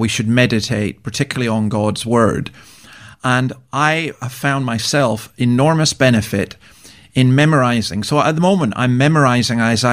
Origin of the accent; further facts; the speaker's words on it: Scotland, United Kingdom; I'm a Scottish Presbyterian who comes from a Brethren background